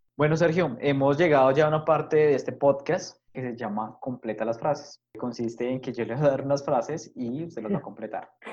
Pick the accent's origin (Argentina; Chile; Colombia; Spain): Colombia